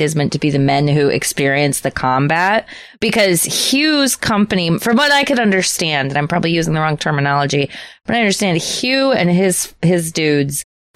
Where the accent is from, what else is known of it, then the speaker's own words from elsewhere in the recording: United States; As an American